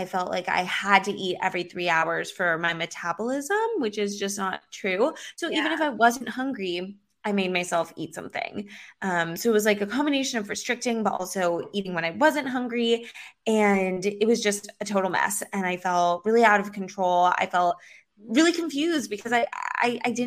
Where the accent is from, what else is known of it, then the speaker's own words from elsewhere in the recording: Los Angeles, California, United States; now in Miami Beach, United States; I grew up in Los Angeles and I live in Miami Beach now